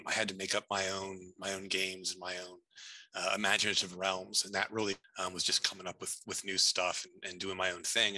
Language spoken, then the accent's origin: English; Montreat, North Carolina, United States; born or raised there; now in Chicago, United States